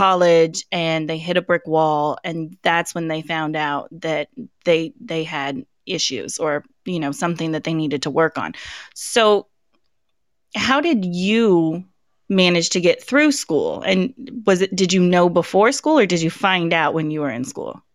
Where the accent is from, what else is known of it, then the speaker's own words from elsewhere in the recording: Colorado, United States; moved away; I grew up in Colorado. That's my, that's my home state